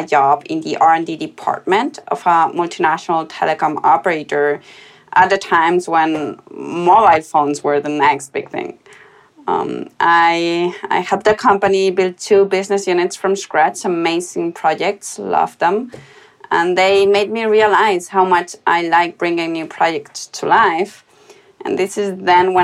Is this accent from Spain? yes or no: yes; Spain; I was born in Spain, where I went to a German school, so I grew up in between two different cultures.